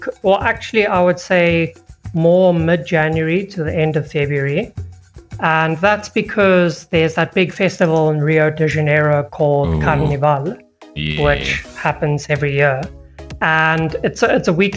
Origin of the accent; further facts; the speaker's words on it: South Africa; As a South African